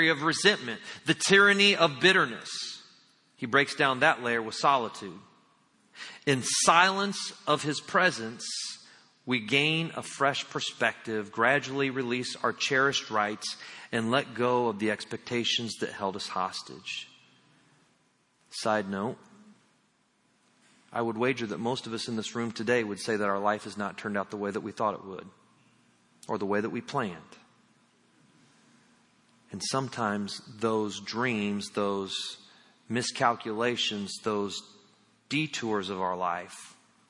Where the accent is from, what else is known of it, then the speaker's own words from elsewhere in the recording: Indiana, United States; I'm from Indiana